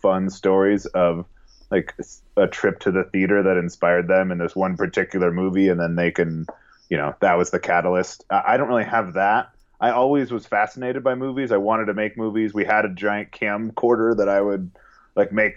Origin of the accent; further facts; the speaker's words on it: Southern California, United States; moved away as an adult; now in Las Vegas, United States; I was born and raised in Southern California.